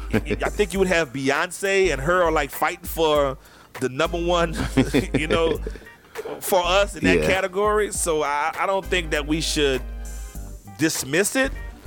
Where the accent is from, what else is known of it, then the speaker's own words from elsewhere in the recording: France; Why do I have to dismiss it and I only can say that I'm from France, because I'm not just from France?